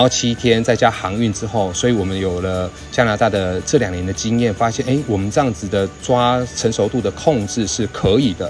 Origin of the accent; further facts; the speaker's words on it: Taiwan; 我们台湾人喜欢吃的文旦柚